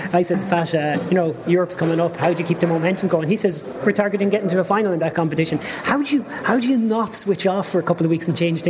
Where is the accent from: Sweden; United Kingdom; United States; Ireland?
Ireland; Ballinrobe, Connacht; I grew up in Ballinrobe rugby, so I certainly enjoy games like this.